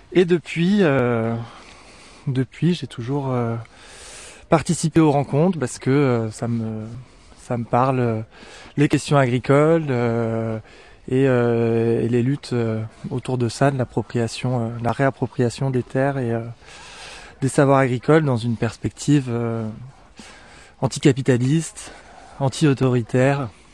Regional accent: Cévennes, Occitania, France; moved away; je suis originaire des Cévennes, donc mes parents ils avaient une petite ferme chevrière

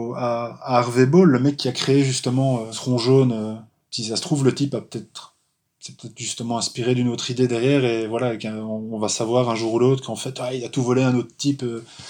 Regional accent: Charleroi, Wallonia, Belgium; je suis belge, originaire de Charleroi

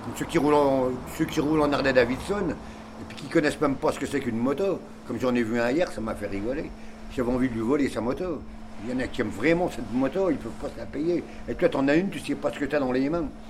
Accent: Nancy, Grand Est, France; also born or lived in Ars-sur-Moselle; now in Metz, France; je suis de Nancy, moi, normalement.

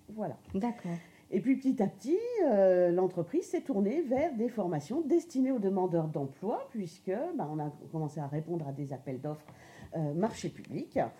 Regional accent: Grand Est, France; donc je suis lorraine euh, et j'ai fait des études tout à fait euh, classiques donc en Lorraine.

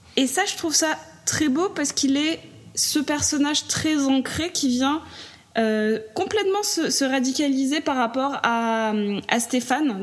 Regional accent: south of France, France; je viens du sud de la France

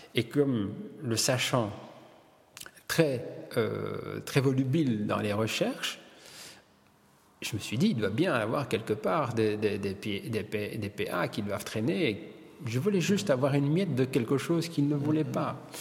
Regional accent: Wallonia, Belgium; Je suis belge parce que je suis né ici et je suis italien parce que mes parents sont italiens

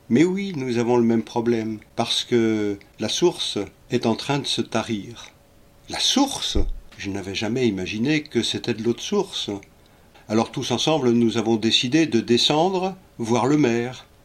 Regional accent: Paris, Île-de-France, France; Je vous ai dit que je suis parisien.

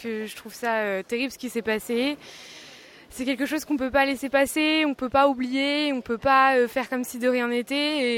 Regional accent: Prague, Czechia; now in France; je suis née en Tchécoslovaquie, à Prague. Donc, euh, j'ai grandi sous un régime euh, communiste

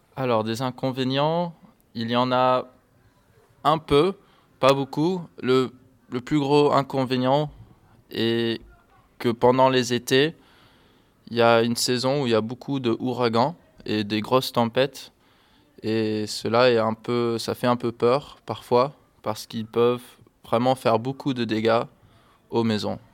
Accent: Miami, Florida, United States; French is a second language; moved away as an adult; now in Rochefort, France; je viens de Miami, qui est en Floride, aux États-Unis

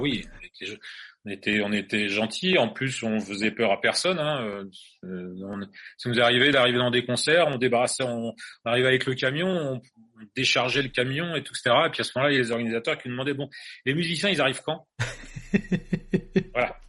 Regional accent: Angers, Pays de la Loire, France; Nous, on est français, on vient d'Angers

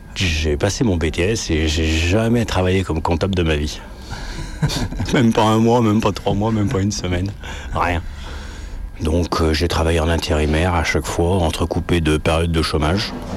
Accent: Lyon, Auvergne-Rhône-Alpes, France; Je suis né à Lyon, centre Mais après, j'ai habité en banlieue, en fait, pendant 20 ans. Et après, je suis revenu habiter à Lyon

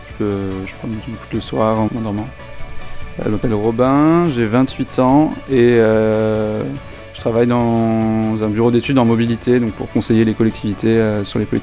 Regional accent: Toulouse, Occitania, France; Bah, bah, je viens de Toulouse, donc non, je, ne t'ai jamais vu ici.

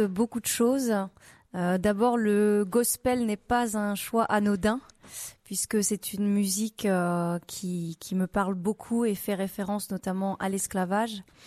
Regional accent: France; also born or lived in Réunion; Donc j'ai grandi dans le Perche et je suis partie habiter à la Réunion pendant 4 ans et demi

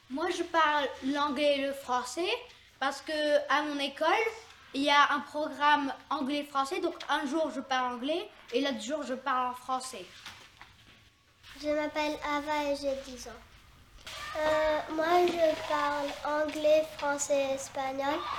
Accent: Italy; now in New York, United States; ma préférence est vraiment l'italien parce que je suis originaire d'Italie.

